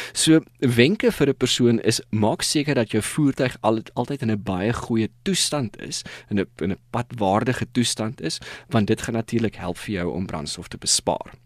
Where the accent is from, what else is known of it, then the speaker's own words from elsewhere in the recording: South Africa; ons as Suid-Afrikaners